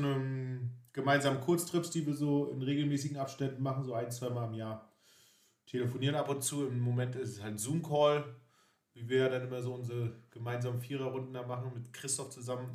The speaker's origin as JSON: {"language": "German", "town": "Greifswald", "region": "Mecklenburg-Vorpommern", "country": "Germany", "tie": "born or raised there", "said": "sind zusammen in der schönen Stadt Greifswald aufgewachsen."}